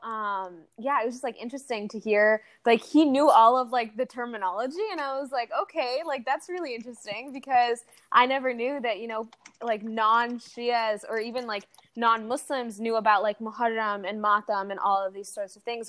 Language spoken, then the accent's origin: English; United States; also born or lived in Saudi Arabia; I came to the States when I was around eight years old